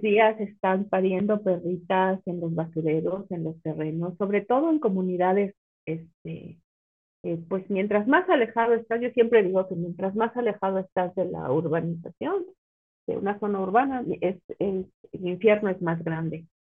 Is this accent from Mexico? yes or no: yes; Pachuca, Hidalgo, Mexico; yo nací y crecí en Pachuca, en Pachuca Hidalgo